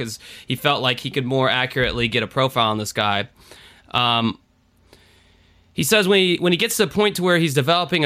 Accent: United States; as an American

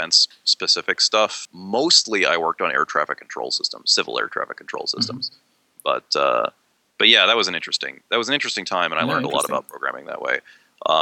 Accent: Maryland, United States; born or raised there; now in Pennsylvania, United States

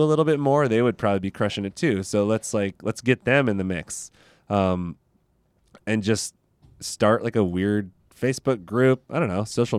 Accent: Modesto, California, United States; I came from Modesto and there was like nothing there. And now there's like a handful of baristas who are really passionate about specialty coffee there, which I think is awesome because it's a super small town, Central Valley, California.

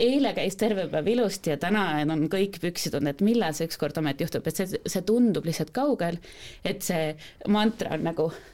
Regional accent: Estonia; me oleme eestlased

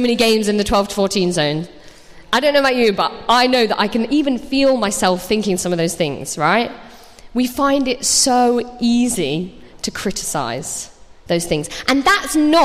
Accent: Nottingham, East Midlands, United Kingdom; moved away as an adult; also born or lived in London; I moved to London. I was 18 and I went to drama school down there. So I moved away. I'm from Nottingham

